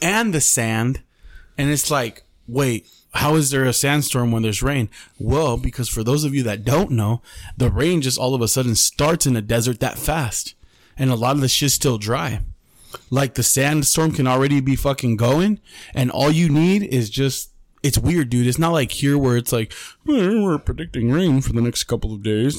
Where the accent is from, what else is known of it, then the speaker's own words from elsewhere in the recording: Mexicali, Baja California, Mexico; We're from Mexicali